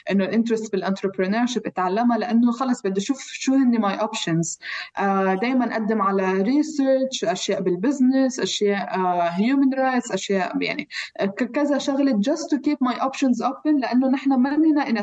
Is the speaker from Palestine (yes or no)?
yes; Palestine; now in Geneva, Switzerland; ففي ست لبنانيه آه، المهم انه عرفت انه انا فلسطينيه من من لهجتي شوي